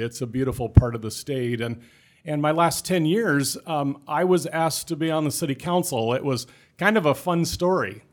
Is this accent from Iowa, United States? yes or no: yes; Clarinda, Iowa, United States; also born or lived in Griswold, Iowa / Charles City, Iowa; I was born in Clarinda in Southwest Iowa. I graduated just, uh, high school just north of there in, in Griswold